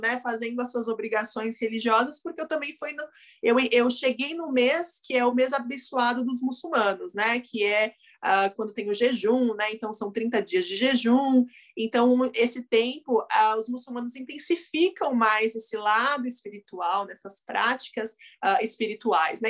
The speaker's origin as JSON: {"language": "Portuguese", "country": "Brazil", "tie": "born or raised there", "said": "eu sou, sou brasileira, né, nasci aqui"}